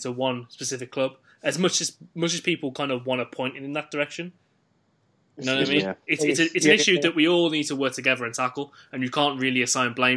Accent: Wolverhampton, West Midlands, United Kingdom; me being from Wolverhampton

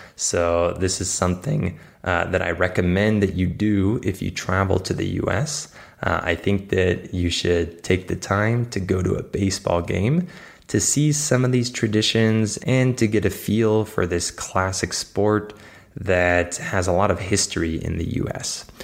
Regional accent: United States; I'm not like the typical American

